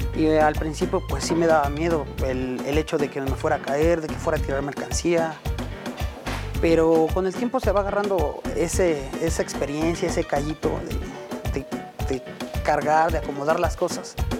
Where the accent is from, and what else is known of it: Mexico